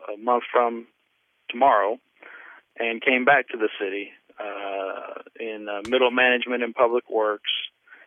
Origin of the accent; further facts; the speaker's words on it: Carbondale, Illinois, United States; accent: southern; I was born and raised here in Carbondale. Illinois